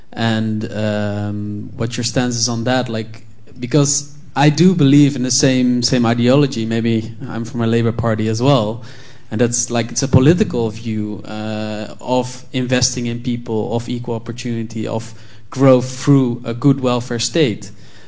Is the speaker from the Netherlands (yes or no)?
yes; Netherlands; moved away as an adult; now in United Kingdom; I'm from the Netherlands.